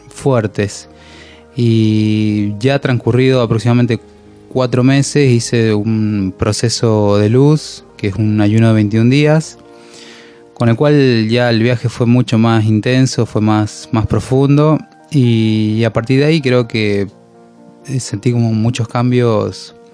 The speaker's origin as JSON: {"language": "Spanish", "region": "Mendoza", "country": "Argentina"}